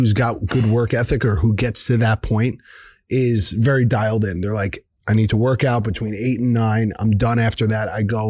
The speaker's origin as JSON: {"language": "English", "region": "New Jersey", "country": "United States", "said": "I'm from New Jersey and I'm Italian"}